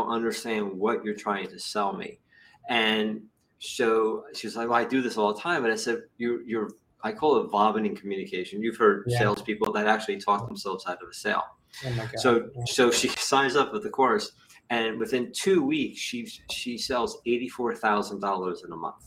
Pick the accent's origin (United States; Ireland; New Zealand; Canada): United States; New Jersey; I'm from Jersey